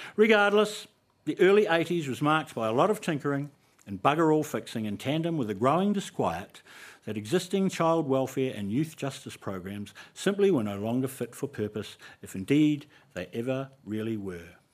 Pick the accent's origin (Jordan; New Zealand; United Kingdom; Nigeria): New Zealand; So, Cora was Māori. We all were. It was a Māori school